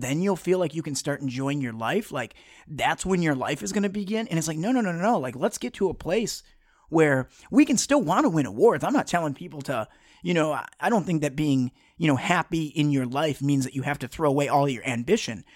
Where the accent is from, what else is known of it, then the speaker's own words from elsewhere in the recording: Detroit, Michigan, United States; I grew up in, you know, I'm originally from Metro Detroit on the, uh, just outside of Southwest Detroit